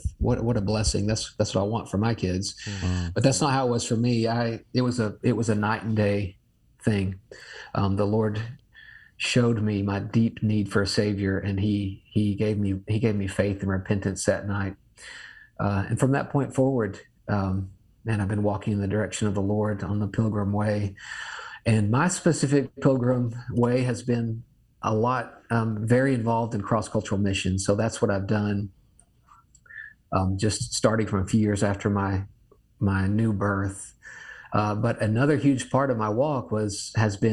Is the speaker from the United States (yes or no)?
yes; the South, United States; I'm from the South